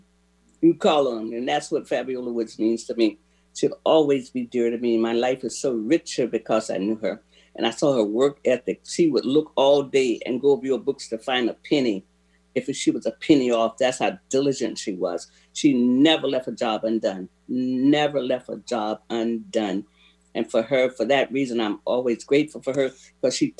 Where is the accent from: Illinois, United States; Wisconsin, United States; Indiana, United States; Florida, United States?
Florida, United States; Central; moved away; I'm from Florida. I didn't know what gumbo was. I mean, I guess some people in Northern Florida might know, but Central Florida, I never heard of gumbo